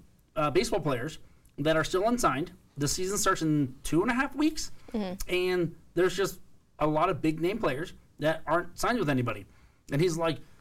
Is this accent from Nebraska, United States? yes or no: no; Los Angeles, California, United States; we live in Los Angeles, so everyone's from everywhere except for me. I'm from here